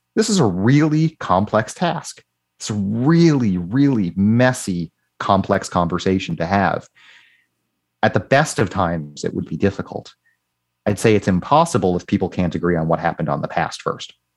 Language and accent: English; United States; now in Canada; in Canada and the United States where I grew up